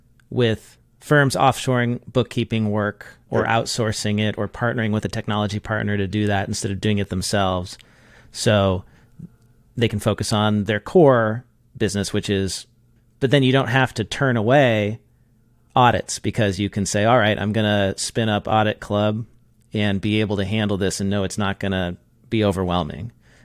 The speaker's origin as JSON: {"language": "English", "town": "Irvine", "region": "California", "country": "United States", "tie": "born or raised there", "said": "I grew up in Irvine. I went to elementary school there."}